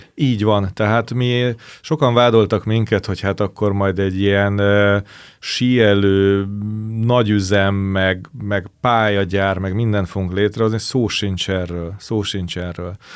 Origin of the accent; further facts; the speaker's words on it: Budapest, Hungary; Nekem is az a szerencsés helyzet volt, hogy ott a közelben a diósárokban laktam, ezért iskola után fel tudtam menni